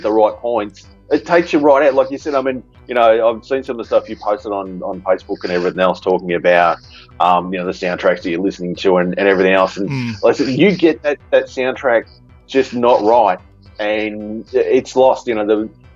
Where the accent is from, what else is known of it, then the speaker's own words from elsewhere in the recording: Australia; I'm Australian born and bred